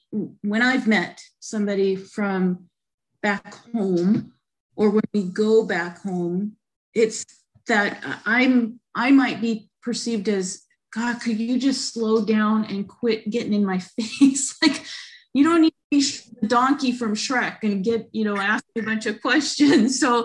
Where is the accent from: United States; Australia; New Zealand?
United States; St. Mary's; When I tell them and I say, I'm from St. Mary's, then there can kind of be this difference.